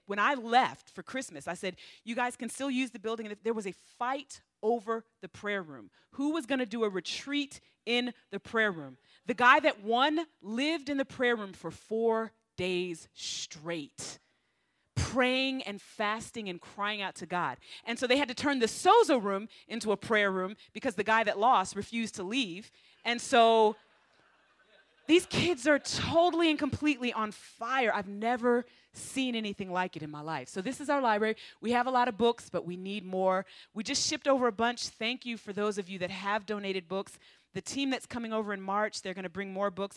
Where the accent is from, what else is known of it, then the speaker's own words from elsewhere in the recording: United States; moved away; me being an American